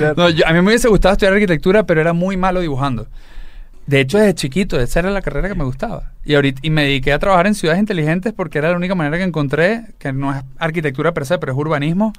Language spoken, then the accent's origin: Spanish; Venezuela; soy venezolano de pura